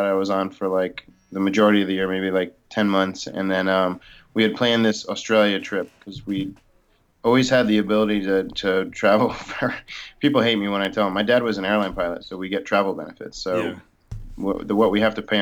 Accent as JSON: {"language": "English", "region": "New Jersey", "country": "United States", "tie": "born or raised there", "also_born_or_lived": "Florida", "moved": "as an adult", "said": "I'm from South Jersey near Philadelphia. So I grew up a Phillies fan and a little bit of Eagles, but yeah, South Jersey, born and raised"}